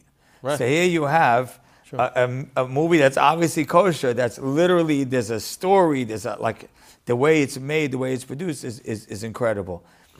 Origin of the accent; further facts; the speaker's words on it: Deal, New Jersey, United States; also born or lived in Lakewood, New Jersey; Well, I grew up in Deal